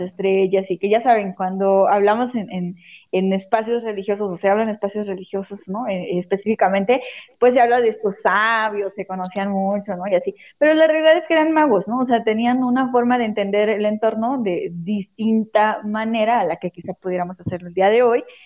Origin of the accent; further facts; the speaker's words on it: Santo Tomás Cuyotlipan, Puebla, Mexico; de donde yo soy, de Santo Tomás Cuyotlipan, Puebla